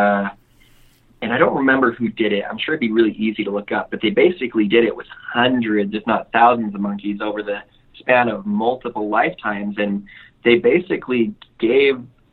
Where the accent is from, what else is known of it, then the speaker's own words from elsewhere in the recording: Mexico; moved away; I grew up really poor in Mexico